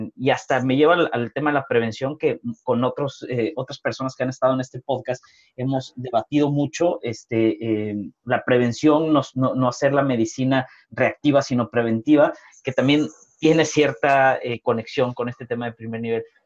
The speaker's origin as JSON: {"language": "Spanish", "country": "Mexico", "said": "yo siendo mexicano"}